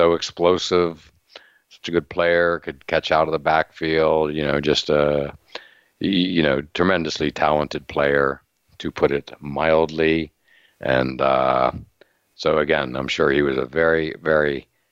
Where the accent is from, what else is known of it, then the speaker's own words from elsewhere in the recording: Pennsylvania, United States; I grew up in Pennsylvania